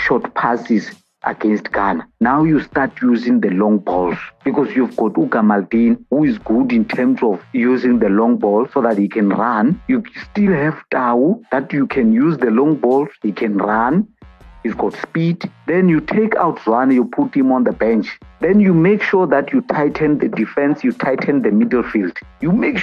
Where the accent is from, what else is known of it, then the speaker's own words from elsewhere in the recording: South Africa; as a South African citizen